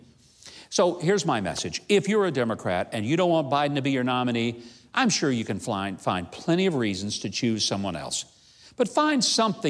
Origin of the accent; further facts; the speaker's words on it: the South, United States; I grew up in the South, where we do tend to hug strangers upon greeting, and we say things like darling, sugar, and honey